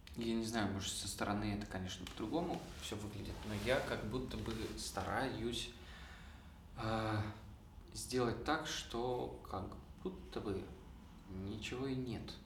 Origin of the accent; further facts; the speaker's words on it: Kopeysk, Chelyabinsk Oblast, Russia; now in Moscow, Russia; Я из города Копейск, такой есть город в Челябинской области.